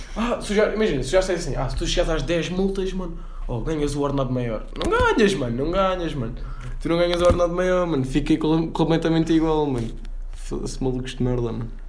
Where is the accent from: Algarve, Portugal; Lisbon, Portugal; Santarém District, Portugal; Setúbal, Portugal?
Lisbon, Portugal; Cascais; eu sou de Cascais